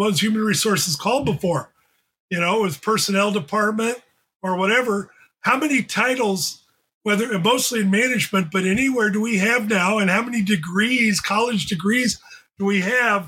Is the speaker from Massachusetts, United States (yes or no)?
no; Phoenix, Arizona, United States; Growing up in the Phoenix area, I went to Alhambra High School